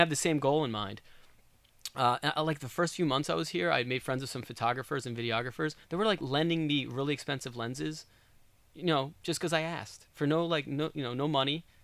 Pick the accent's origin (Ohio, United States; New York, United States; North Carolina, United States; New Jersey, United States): New York, United States; moved away as an adult; also born or lived in Southern California; now in Oregon, United States; I'm a New Yorker, I'm from the East Coast